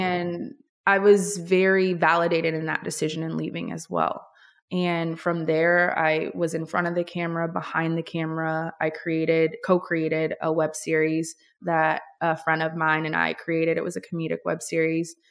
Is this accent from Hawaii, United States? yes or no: yes; Honolulu, Hawaii, United States; also born or lived in New York; now in Los Angeles, United States; So, I was born and raised in Honolulu, Hawaii. I'm an island girl